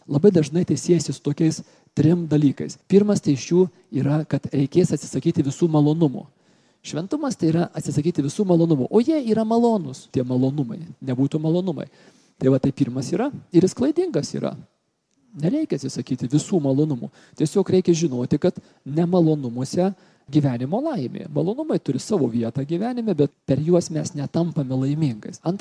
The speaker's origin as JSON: {"language": "Lithuanian", "town": "Kaunas", "region": "Kaunas County", "country": "Lithuania", "tie": "born or raised there", "said": "Aš esu toks grinas sovietmečio vaikas, užaugau Kaune, 68 gimimo esu ir mūsų šeimoje tikėjimas turėjo savo nedidelę vietą per kūčias, per Velykas, kažkas trupučiuką į mišes"}